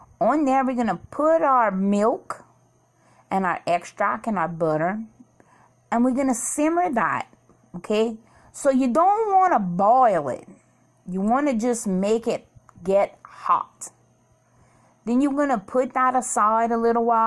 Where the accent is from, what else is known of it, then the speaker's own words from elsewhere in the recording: Cajun, Louisiana, United States; as a Cajun girl, little girl, my whole life, I always ate bouilli